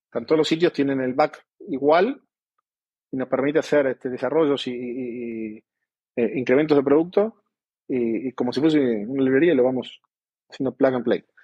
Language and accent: Spanish; Argentina; moved away as an adult; also born or lived in Colombia; now in Mexico; obviamente por, por mi acento, aunque trato de, de soy argentino.